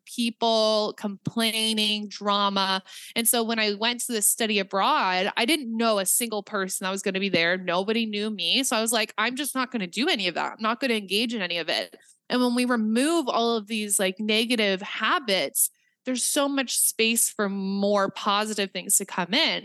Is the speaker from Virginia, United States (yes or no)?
no; Nebraska, United States; I'm from Nebraska.